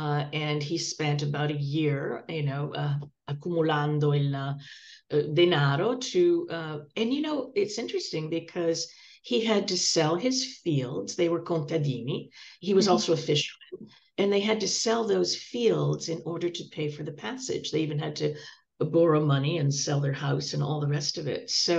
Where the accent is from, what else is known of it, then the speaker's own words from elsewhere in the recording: Toronto, Ontario, Canada; moved away as an adult; also born or lived in Terracina, Italy; now in Los Angeles, United States; I grew up in Toronto